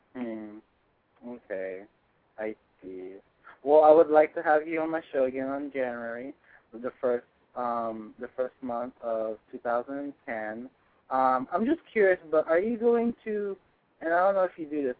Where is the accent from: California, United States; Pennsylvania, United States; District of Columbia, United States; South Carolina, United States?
California, United States; Northern; I'm from NorCal